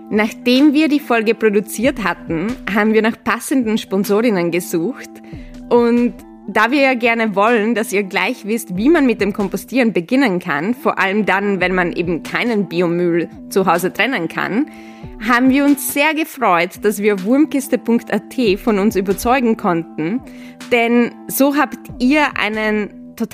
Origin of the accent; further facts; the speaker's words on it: Vienna, Austria; ich fand es immer richtig faszinierend, dass meine Heimatstadt Wien jeden Tag so viel Brot wegschmeißt wie ganz Graz, also die zweitgrößte Stadt von Österreich, jeden Tag einkauft oder essen könnte.